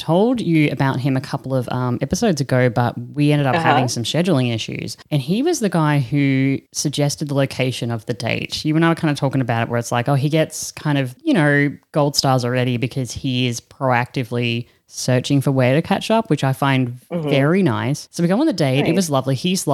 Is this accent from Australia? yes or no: yes; Australia; I'm Aussie